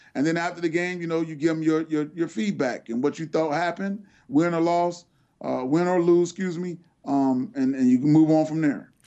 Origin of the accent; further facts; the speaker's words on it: Cincinnati, Ohio, United States; the University of Cincinnati, which is my hometown